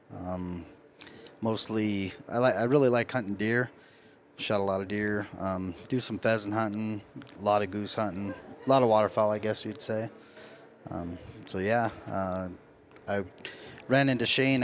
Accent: Lyman, Nebraska, United States; I'm from Lyman, Nebraska

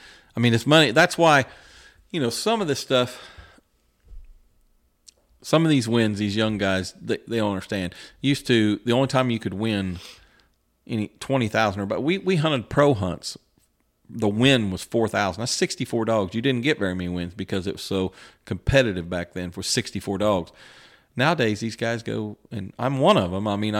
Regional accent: West Lafayette, Indiana, United States; He's from Northern Indiana. I was from West Lafayette, but we got to talking and kind of hit it off

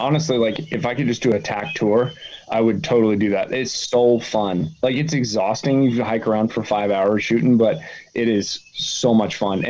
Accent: Colorado, United States; now in Tennessee, United States; I grew up in Colorado, like right at the base of the foothills.

